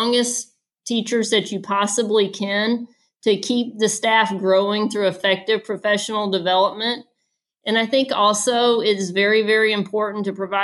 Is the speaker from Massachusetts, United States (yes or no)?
no; Atlanta, Georgia, United States; moved away; I grew up in Atlanta, Georgia, and I was the oldest of three girls in my family